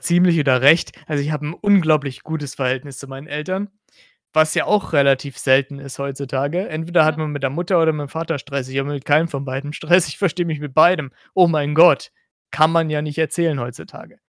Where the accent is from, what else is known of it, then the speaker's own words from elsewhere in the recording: Hesse, Germany; ich bin kein Sachs, ich bin eigentlich Hesse